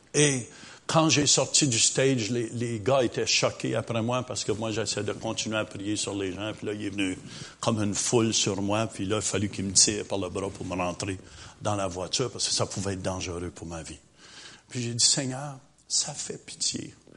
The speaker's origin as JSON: {"language": "French", "region": "Quebec", "country": "Canada"}